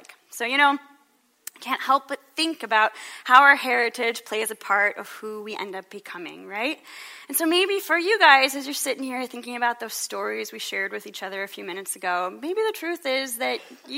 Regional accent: Illinois, United States; accent: Midwest; in grade school in Illinois

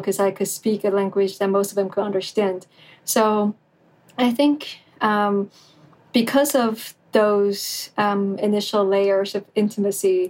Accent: Taiwan; I'm from Taiwan

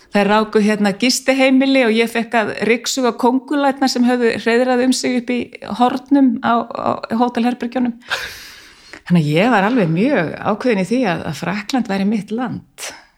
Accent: Reykjavík, Capital Region, Iceland; er úr Háalétiskverfinu ólst upp í Savamýrinni aðalega, 15 ár

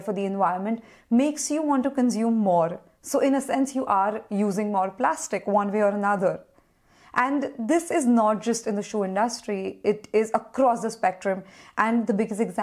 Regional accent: India; we're from India and it is a relatively cheap country

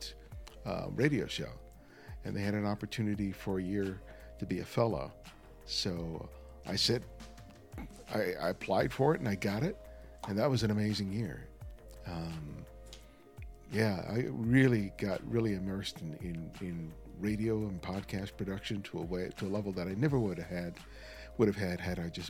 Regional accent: Los Angeles, California, United States; also born or lived in New York; So for most of my life, I grew up

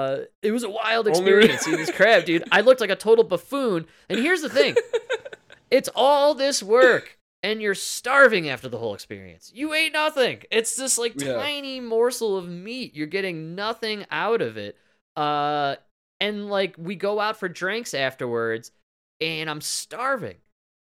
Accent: Chicago, Illinois, United States; I literally said out loud, I'm from Chicago.

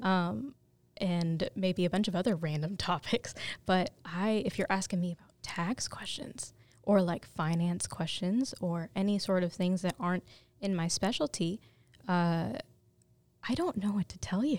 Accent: North Carolina, United States; also born or lived in Guayaquil, Ecuador / Miami, Florida; When I was seven, we decided to move to North Carolina, so we've been here ever since

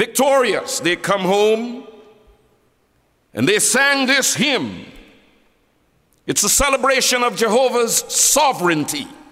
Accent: Guyana; I'm from Guyana

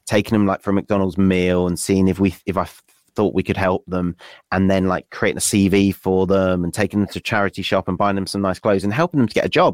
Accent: West Wales, United Kingdom; moved away as an adult; also born or lived in Nottingham; I grew up in West Wales

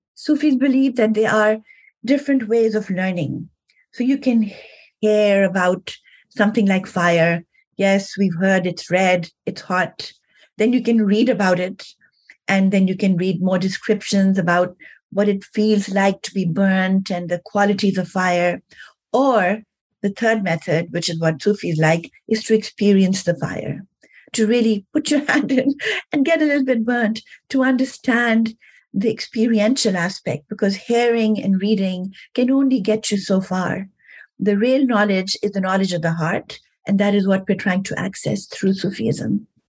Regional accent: Pakistan; moved away; also born or lived in New York; I'm from Pakistan originally.

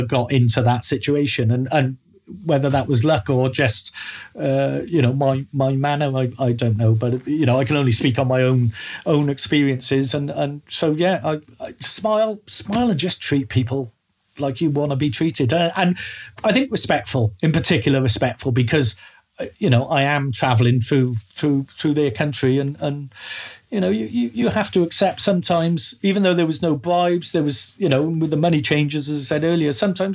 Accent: Wales, United Kingdom; I come from Wales, and everything we have from the government is bilingual.

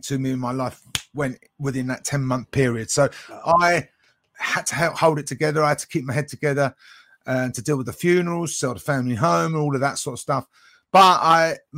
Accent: United Kingdom; I'm from the UK, so near London, not far from London

